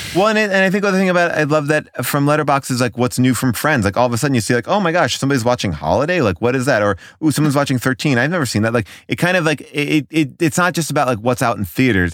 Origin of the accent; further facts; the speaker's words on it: New York, United States; growing up in New York, like we had a bunch of like revival houses